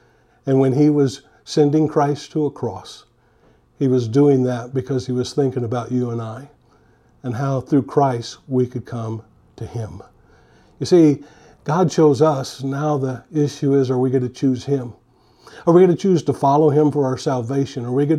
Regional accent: San Francisco, California, United States; I grew up in the San Francisco area. I was a huge San Francisco fan, and I was hoping they would pick me.

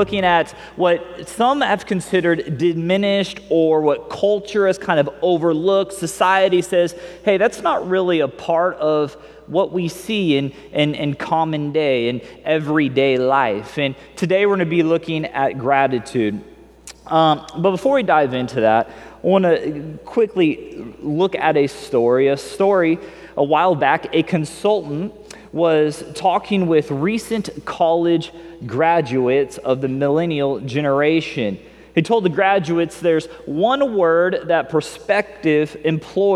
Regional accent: Missouri, United States; I grew up in Missouri

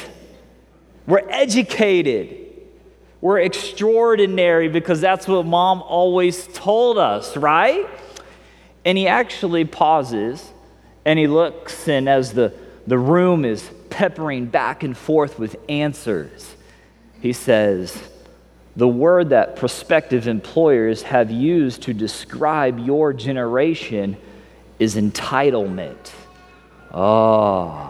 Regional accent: Missouri, United States; I grew up in Missouri

